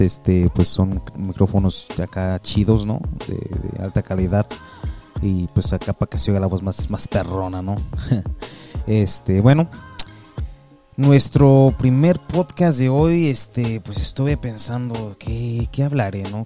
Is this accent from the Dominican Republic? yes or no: no; Mexico; now in United States; yo soy mexicano